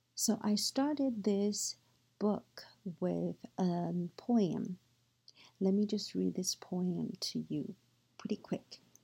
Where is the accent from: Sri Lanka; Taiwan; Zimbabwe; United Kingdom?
Taiwan; moved away; also born or lived in United States; I grew up in Taiwan and was educated in both Chinese and U.S. cultures